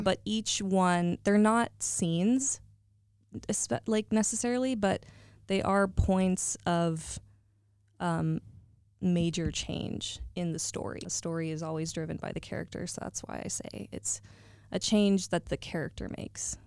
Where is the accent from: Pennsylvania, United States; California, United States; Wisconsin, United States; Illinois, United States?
California, United States; Northern; moved away; I hail from NorCal